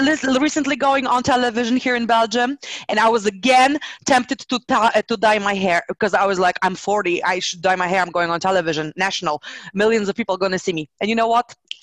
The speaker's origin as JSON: {"language": "English", "country": "Poland", "tie": "born or raised there", "moved": "yes", "said": "I got back home to Poland, to my little town"}